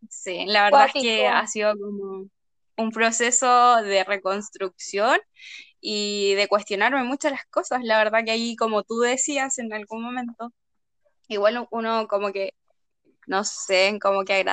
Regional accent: Yungay, Ñuble, Chile; moved away as an adult; also born or lived in Concepción; hace cuatro años estaba estudiando en Conce, entonces me tuve que venir a mi pueblo como de origen, Yungay, y la verdad es que, ha sido una experiencia súper positiva porque me gusta estar acá

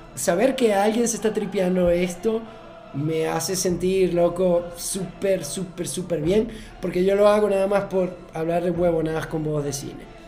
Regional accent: Maracaibo, Zulia, Venezuela; Nosotros somos, no somos críticos de cine, sino somos maracuchos

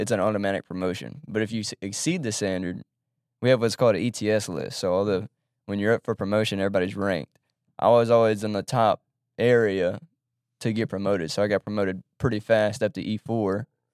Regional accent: Baton Rouge, Louisiana, United States; also born or lived in Monroe, Louisiana; from Baton Rouge, grew up in Baton Rouge

